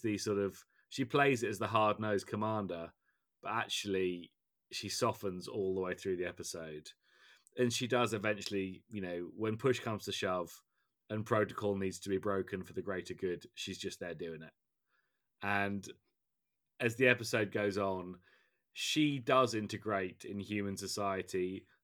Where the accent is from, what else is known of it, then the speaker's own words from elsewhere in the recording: England, United Kingdom; as an Englishman